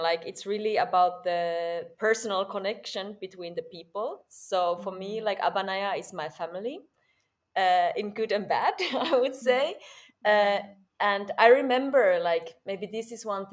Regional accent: Finland; English is a second language; moved away as an adult; now in Berlin, Germany; I'm from Finland, and in Finland I fell in love with theater when I was 19

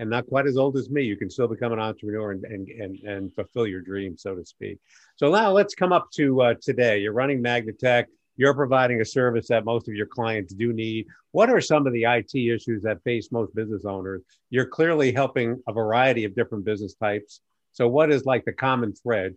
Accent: New York City, New York, United States; now in Naperville, United States; I was born and raised in New York City.

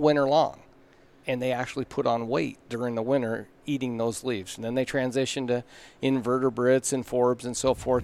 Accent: Klamath Falls, Oregon, United States; moved away as an adult; now in Montana, United States; I grew up in Klamath Falls, Oregon

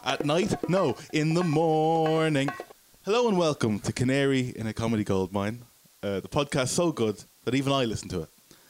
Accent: Dublin, Leinster, Ireland; Oh, I'm from Dublin.

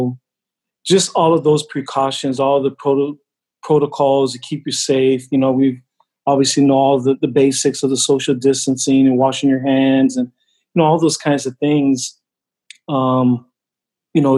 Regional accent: Hawaii, United States; moved away; being from Hawaii, you know, I'm Samoan, but I was raised in Hawaii

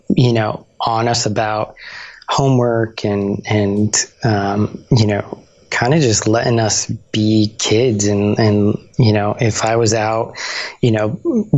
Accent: Bayonne, New Jersey, United States; I grew up in New Jersey. So this was, this was a town, near Jersey City called Bayonne

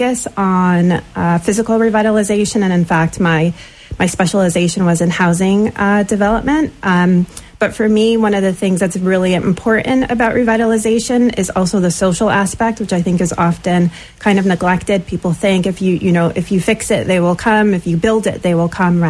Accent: Bridgeport, Connecticut, United States; also born or lived in Florida / Southport, Connecticut / New York City / San Francisco; I'm originally from Bridgeport, born here. Both my parents actually are from Jamaica, but they met here in Bridgeport in the 70s. So spent most of my childhood here

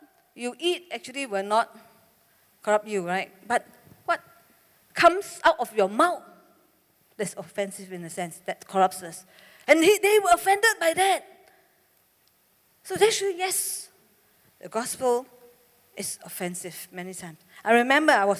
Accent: Malaysia; I'm from Malaysia

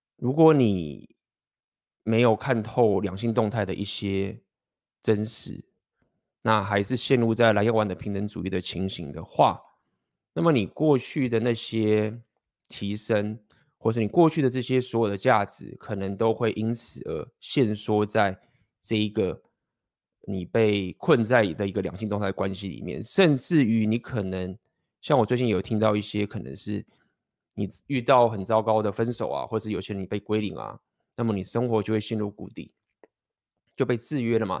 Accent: Taiwan; 土生土长的台湾学历，台湾的工程师

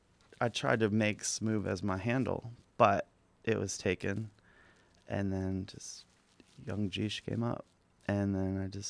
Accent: Corpus Christi, Texas, United States; now in Austin, United States; Yeah, I'm from Corpus.

